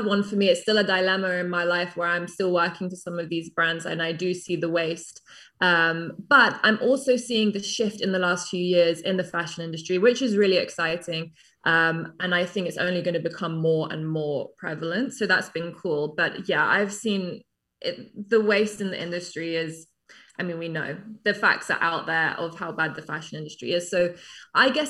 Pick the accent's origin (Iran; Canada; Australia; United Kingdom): United Kingdom; England; moved away as an adult; also born or lived in New York; now in London, United Kingdom; I'm English, but I came to New York when I was 19, 20 as a model